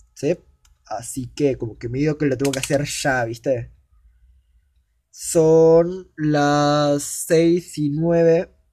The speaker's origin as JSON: {"language": "Spanish", "country": "Argentina", "said": "yo soy argentino"}